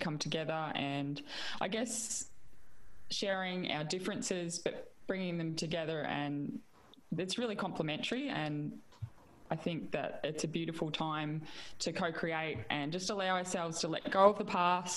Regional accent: the Wimmera, Victoria, Australia; I come from the Wimmera

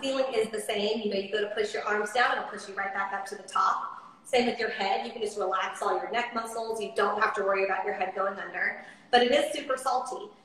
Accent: Coronado, California, United States; also born or lived in Nashville, Tennessee; now in Austin, United States; I'm from Coronado, California, which is an island just off of San Diego

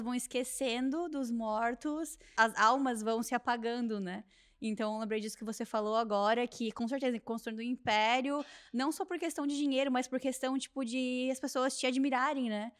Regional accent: southern Brazil, Brazil; moved away; eu sou lá do sul do Brasil

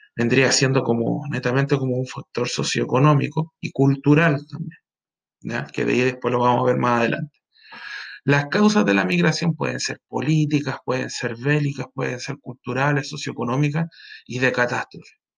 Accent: Iquique, Tarapacá, Chile; also born or lived in Pica; yo soy iquiqueño

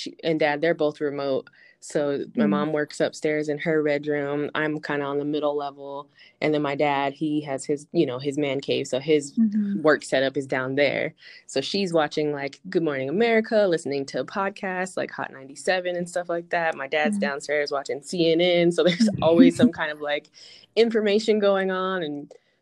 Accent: Denver, Colorado, United States; Born and raised in Denver, grew up here my whole life

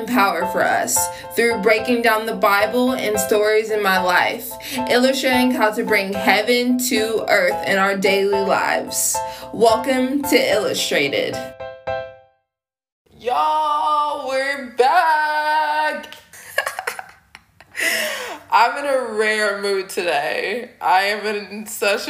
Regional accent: Tennessee, United States; moved away as an adult; also born or lived in Minneapolis; now in Houston, United States; I'm not originally from Houston. I'm from Tennessee, but I lived here since I was like 18

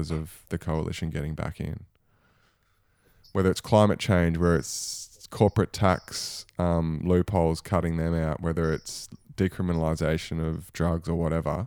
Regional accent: New Zealand; now in Australia; I'm originally a Kiwi

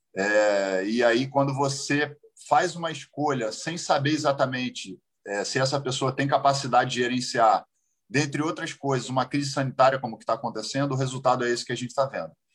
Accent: Brazil; como brasileiro.

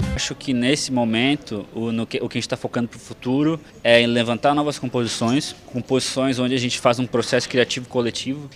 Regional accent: Florianópolis, Santa Catarina, Brazil; eu pessoalmente tenho uma conexão de vida com a UFSC que eu cresci aqui

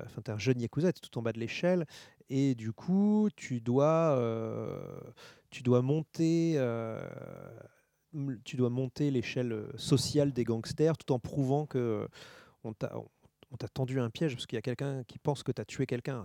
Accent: France; je suis français.

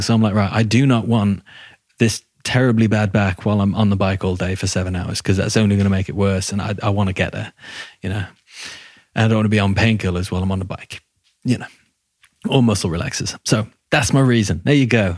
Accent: England, United Kingdom

